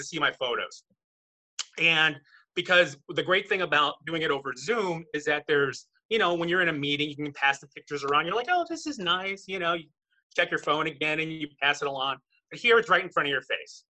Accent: Chicago, Illinois, United States; moved away as an adult; now in Sherman Oaks, United States; I'm originally from Chicago. I'm here in Sherman Oaks, California now.

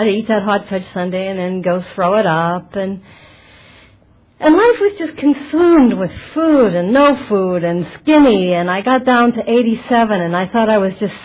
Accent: Butler, Pennsylvania, United States; moved away as an adult; also born or lived in Manhattan Beach, California; now in California, United States; my hometown, Butler, Pennsylvania

